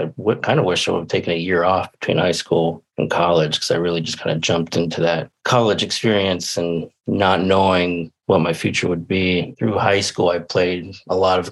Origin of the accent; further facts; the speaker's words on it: Zanesville, Ohio, United States; also born or lived in Portland; now in Columbus, United States; I grew up in Zanesville, so it's about an hour away